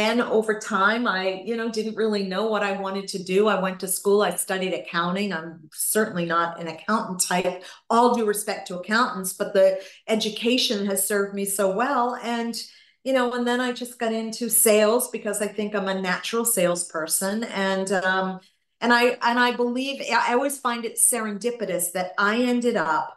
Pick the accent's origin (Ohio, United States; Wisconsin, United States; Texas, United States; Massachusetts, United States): Massachusetts, United States; Gloucester; moved away; my husband and I bought a second place back in my hometown of Gloucester, Massachusetts